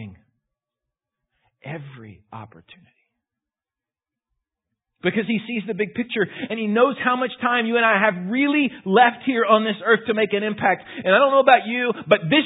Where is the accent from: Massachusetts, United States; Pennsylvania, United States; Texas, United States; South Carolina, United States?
Texas, United States; Houston; moved away; I grew up in Houston.